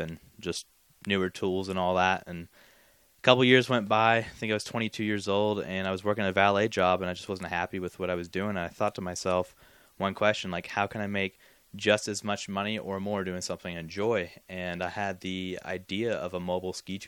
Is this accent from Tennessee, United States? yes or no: yes; Johnson City, Tennessee, United States; also born or lived in Florida; I call hometown Tennessee, John City, because that's all my high school years